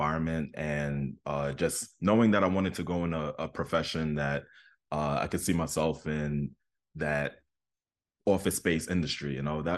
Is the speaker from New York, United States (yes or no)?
yes; Queens, New York, United States; I grew up in Southeastern Queens, and just the traveling from Southeastern Queens to Manhattan